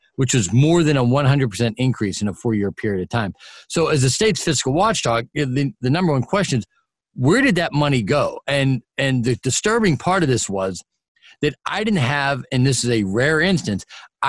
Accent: Pittsburgh, Pennsylvania, United States; also born or lived in Ohio; Born and raised in Pittsburgh, college in Ohio, actually, Worcester, Ohio.

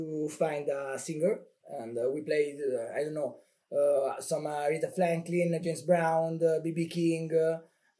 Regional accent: Calabria, Italy; also born or lived in Bologna; I moved back in Calabria because I'm from Calabria.

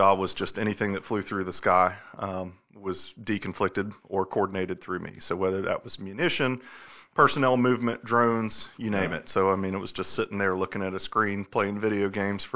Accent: Columbia, South Carolina, United States; Born and raised in Columbia. So grew up on the northeast side of town out in Wildwood

